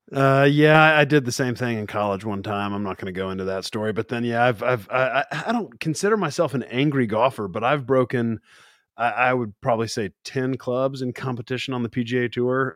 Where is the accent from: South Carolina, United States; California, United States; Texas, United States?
Texas, United States; Amarillo; I'm born and raised in Amarillo, Texas, and I grew up a Cowboys fan